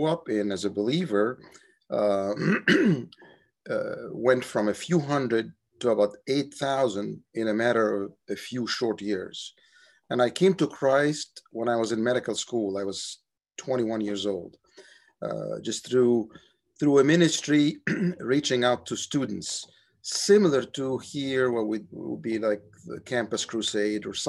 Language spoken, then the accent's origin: English; Cairo, Cairo Governorate, Egypt; moved away as an adult; also born or lived in Cape Cod, Massachusetts; now in United States; I grew up in Cairo, Egypt